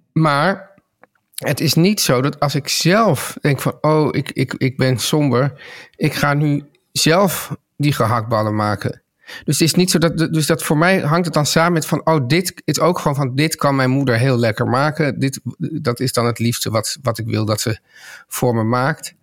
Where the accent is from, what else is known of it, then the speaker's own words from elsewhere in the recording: Amsterdam, North Holland, Netherlands; ik opgroeide in Amsterdam